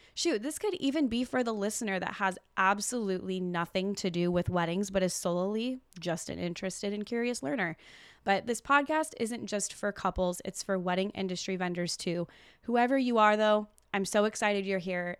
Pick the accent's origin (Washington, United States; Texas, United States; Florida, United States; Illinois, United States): Washington, United States; Olympia; now in Oregon, United States; I'm originally from Olympia, Washington. I went to Tumwater High School